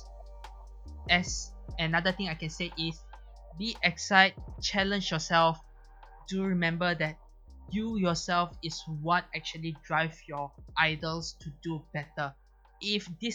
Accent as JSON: {"language": "English", "country": "Malaysia", "said": "I'm a Malaysian"}